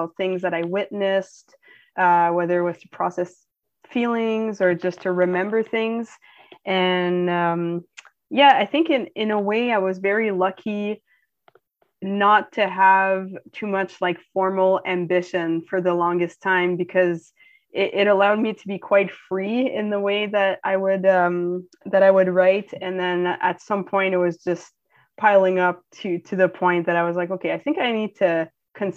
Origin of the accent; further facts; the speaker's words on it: Ottawa, Ontario, Canada; Ottawa, which is my hometown